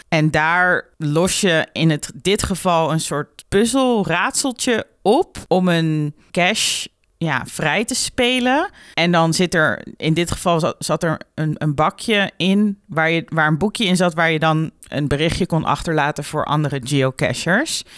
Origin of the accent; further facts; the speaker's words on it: Netherlands; als Nederlander